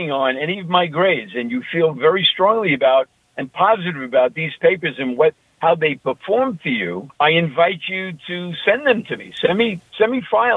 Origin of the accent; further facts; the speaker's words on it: New York, United States; accent: New York; my New York accent